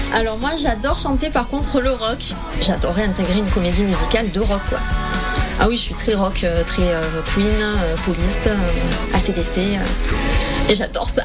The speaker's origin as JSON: {"language": "French", "town": "Avignon", "region": "Provence-Alpes-Côte d'Azur", "country": "France", "said": "je viens d'Avignon."}